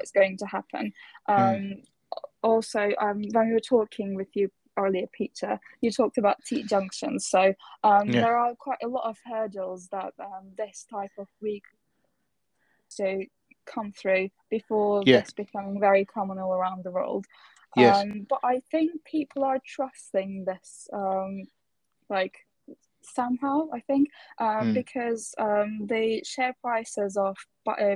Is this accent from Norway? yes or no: no; Turkey; I'm from Turkey